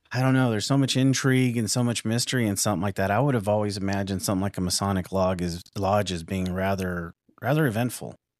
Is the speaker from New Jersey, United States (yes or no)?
no; Tucson, Arizona, United States; moved away; also born or lived in Midwest; I'm from Tucson, Arizona.